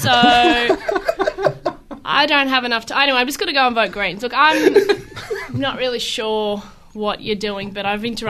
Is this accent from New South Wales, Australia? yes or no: no; Brisbane, Queensland, Australia; I'm from Brisbane